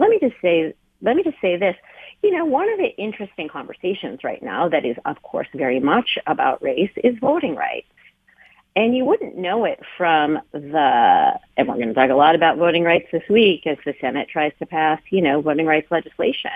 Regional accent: United States; I'm Chinese American

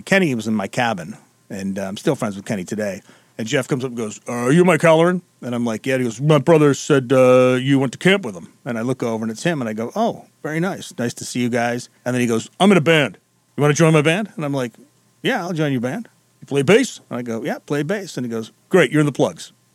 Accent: England, United Kingdom; now in Detroit, United States; growing up in England.

